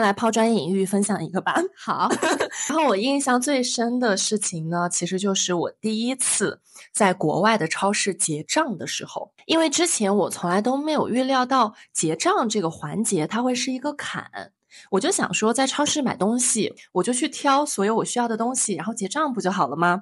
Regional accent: northern China, China; 我是北方人

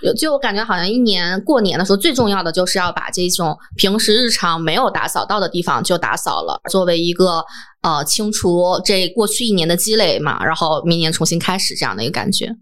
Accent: Northeast China, China; 作为一个东北人来说，那比较有仪式感的话，小年夜就要开始准备了，就是腊月二十三嘛

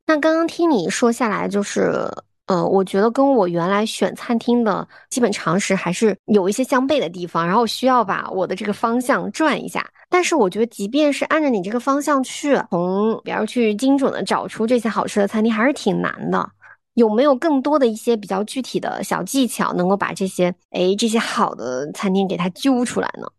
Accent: Zhejiang, China; now in Beijing, China; 因为我是浙江人，我可能就只知道我们浙江的那个家乡菜

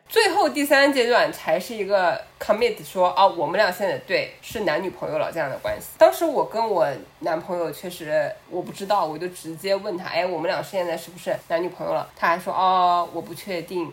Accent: China; moved away as an adult; 以我从小在中国长大嘛

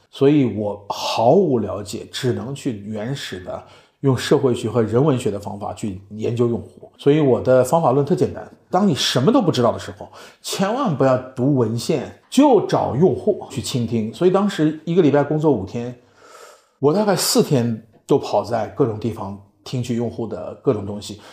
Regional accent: Beijing, China; moved away as an adult; also born or lived in Jiangsu / New York; 我是江苏人，北京长大，我是清华无线电系的

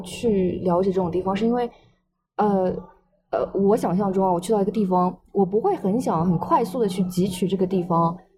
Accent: Shanghai, China; also born or lived in Qidong, Jiangsu; 我是出生在江苏启东，然后，但是我是小学的时候就来上海了

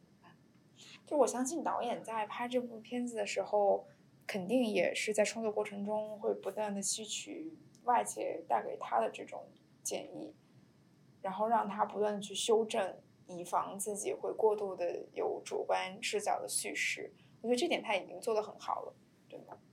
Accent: China; 我们这种以中国文化背景，我们在中国土生土长的这种女孩儿和家庭

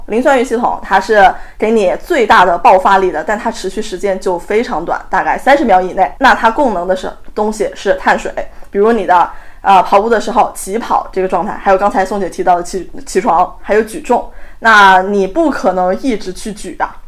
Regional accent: China; 我们中国人通常是吃不够蛋白质

